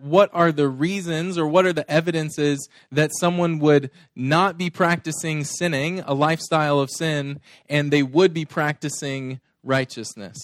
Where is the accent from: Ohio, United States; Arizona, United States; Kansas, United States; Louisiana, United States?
Arizona, United States; we are mostly from Arizona. I feel like my ties are all here now.